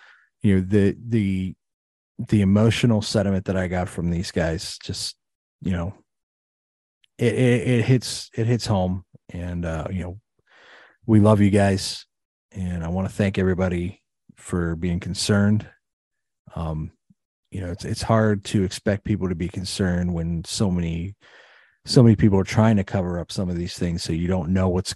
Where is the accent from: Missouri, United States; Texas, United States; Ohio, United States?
Ohio, United States; East Palestine; It's my hometown